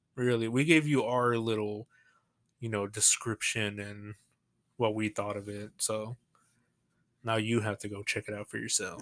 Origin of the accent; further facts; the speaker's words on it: San Angelo, Texas, United States; accent: Southern; I'm from Texas, from San Angelo